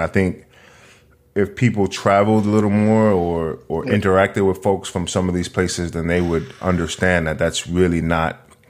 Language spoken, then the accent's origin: English; New York City, New York, United States; And, so I grew up in New York, in Manhattan specifically.